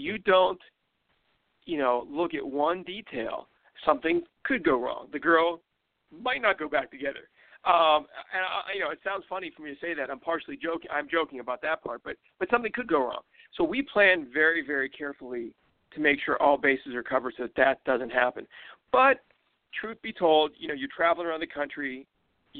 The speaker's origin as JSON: {"language": "English", "town": "Pittsburgh", "region": "Pennsylvania", "country": "United States", "tie": "born or raised there", "said": "I grew up in Pittsburgh"}